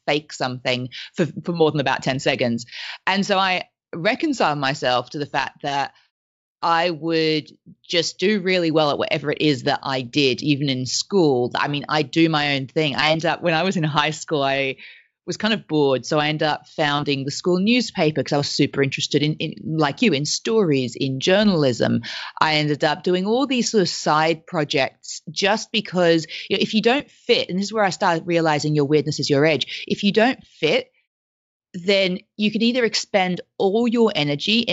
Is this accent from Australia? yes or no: yes; Australia; accent: weird accent; first language French; English is a second language; I grew up in Australia